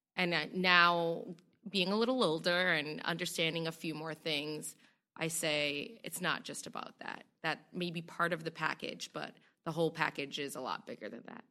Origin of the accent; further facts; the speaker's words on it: Boston, Massachusetts, United States; I was a young girl growing up in Roxbury